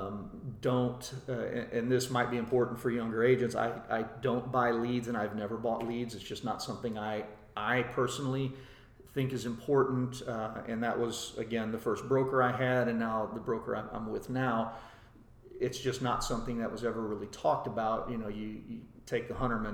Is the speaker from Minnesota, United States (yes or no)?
no; Shiner, Texas, United States; also born or lived in Dripping Springs, Texas; growing up in Shiner, which again is a small town